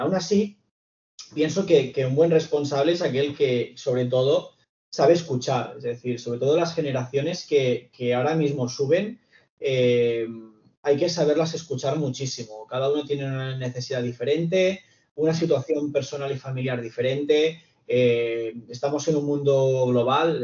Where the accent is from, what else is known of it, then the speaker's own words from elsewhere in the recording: Reus, Catalonia, Spain; soy de Reus